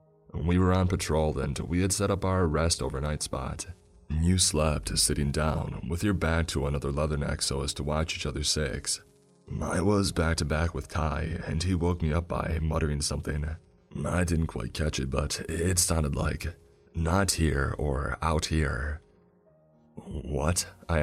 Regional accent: Brooklyn, New York, United States; I'm from Brooklyn. I used to think these summers there were hot, but this was something else.

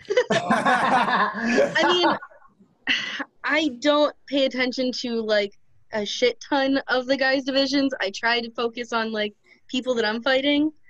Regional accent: Ohio, United States; now in Michigan, United States; from Ohio, but I live in Michigan at the moment.

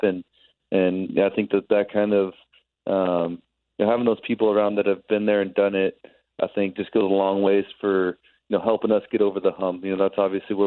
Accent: California, United States; moved away as an adult; I grew up in California.

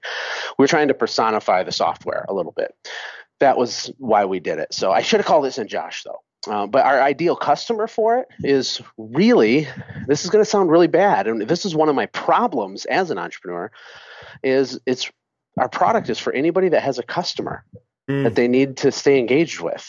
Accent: Michigan, United States; moved away as an adult; now in Costa Rica; I'm from Michigan

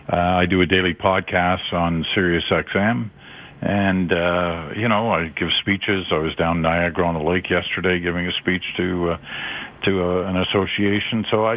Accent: Malaysia; also born or lived in England; now in Canada; I was born in England and raised in Southeast Asia, in Malaysia. It's now Malaysia. Then it was just Malaya.

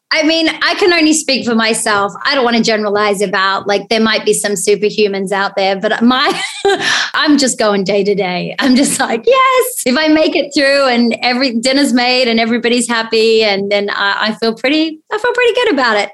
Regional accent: Australia; as an Aussie

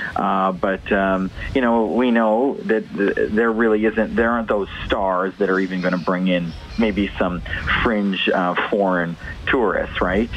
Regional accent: Canada; we're Canadian

